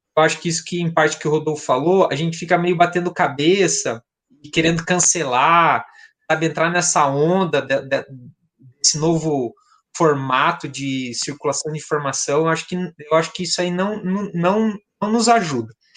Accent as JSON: {"language": "Portuguese", "region": "South Region", "country": "Brazil", "said": "eu sou do Sul"}